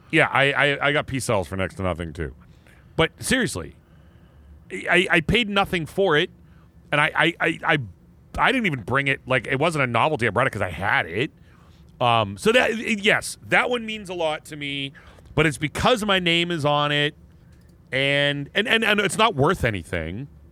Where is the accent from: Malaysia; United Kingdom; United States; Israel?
United States; Erie, Pennsylvania; the mall in my hometown